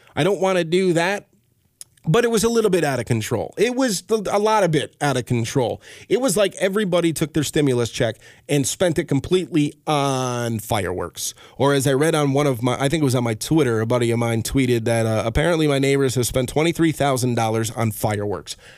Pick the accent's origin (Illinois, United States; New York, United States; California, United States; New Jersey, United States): New York, United States; Albany; I am from Albany, New York